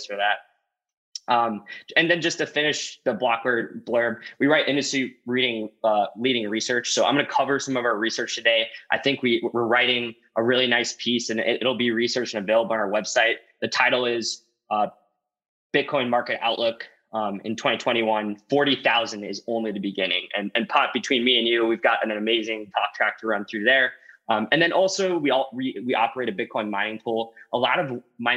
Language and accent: English; St. Louis, Missouri, United States; I grew up actually in St. Louis, Missouri